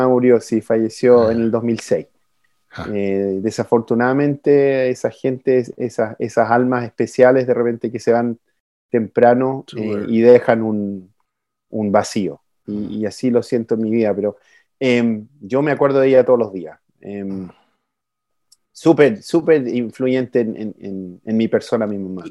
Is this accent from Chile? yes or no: yes; Chile; accent: Chilean; now in United States; siendo chileno